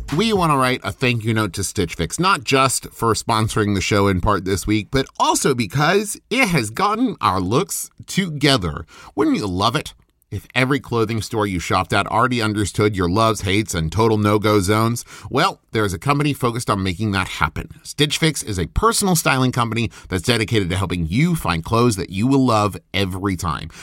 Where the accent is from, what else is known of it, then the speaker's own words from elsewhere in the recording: West Virginia, United States; moved away; also born or lived in Oklahoma; I'm from West Virginia, went to school in Oklahoma